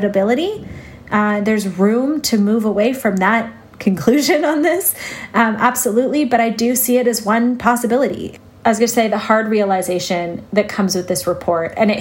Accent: Canada; as a Canadian

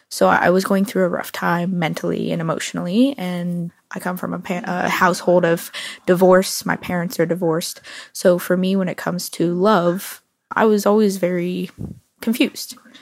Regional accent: Orlando, Florida, United States; I'm from Orlando, Florida.

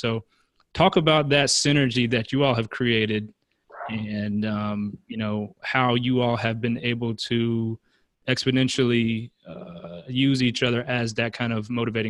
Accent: Charlotte, North Carolina, United States; Charlotte, North Carolina.

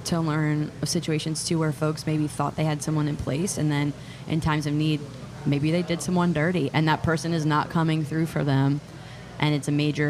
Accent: Pennsylvania, United States; moved away as an adult; now in New Orleans, United States; Lived here for 9 years. I grew up in Pennsylvania.

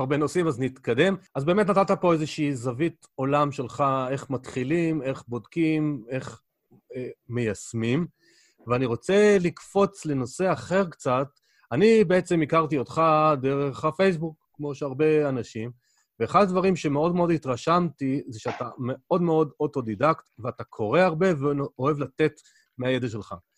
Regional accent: Israel; גדלנו בארץ, מדברים עברית

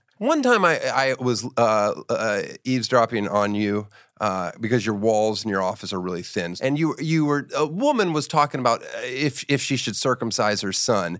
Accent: Germany; born there; I was in Germany. I was born in Germany.

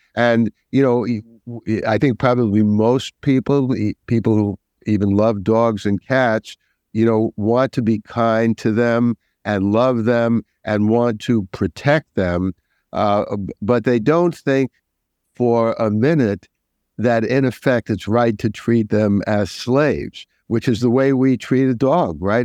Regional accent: New York, United States; I'm a New Yorker

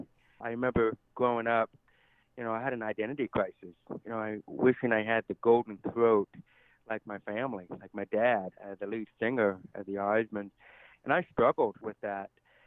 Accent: United States; accent: deaf; And so with my deaf accent, I know many people have asked if I'm from Canada or if I'm from England. And I always take it as a compliment because I love their accent. But no, I'm from right here in the United States of America.

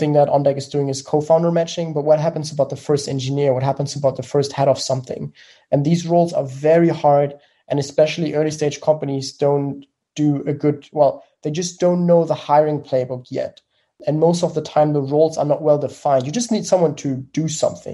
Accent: Germany; accent: German; English is a second language; I'm from Germany, as you may have heard from the accent.

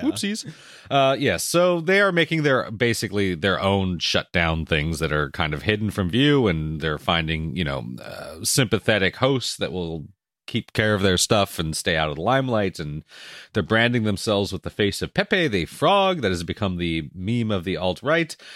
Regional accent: Canada; I'm Canadian

